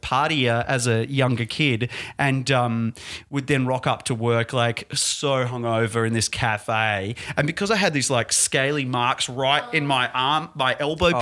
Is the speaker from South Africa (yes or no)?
no; Perth, Western Australia, Australia; now in Melbourne, Australia; I'm from Perth. Perth boys